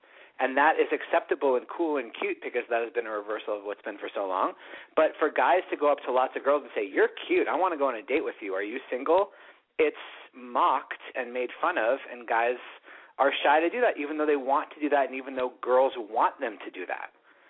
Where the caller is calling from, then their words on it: Los Angeles, California, United States; I'm calling from Hollywood.